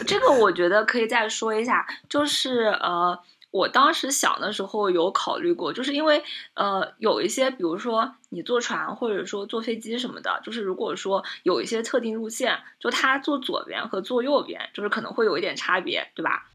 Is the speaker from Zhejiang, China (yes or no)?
yes; Zhejiang, China; 我们浙江这边的这个农村